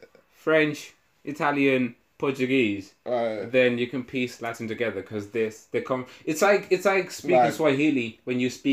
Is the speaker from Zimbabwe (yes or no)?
yes; Zimbabwe; accent: Zim; first language Shona; English is a second language; now in United Kingdom; Because, like, they speak Shona with my Zim accent.